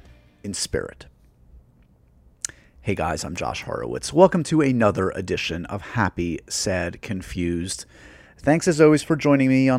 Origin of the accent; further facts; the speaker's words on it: New York, United States; growing up in New York